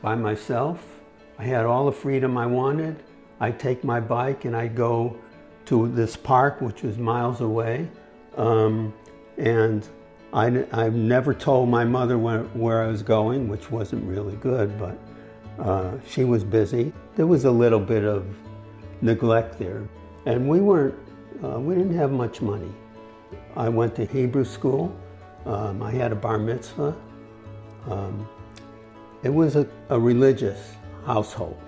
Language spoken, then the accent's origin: English; Hartford, Connecticut, United States; I was born in Hartford, Connecticut.